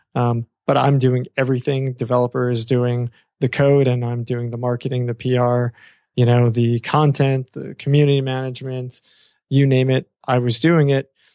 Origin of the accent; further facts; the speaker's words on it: New York, United States; I come from New York.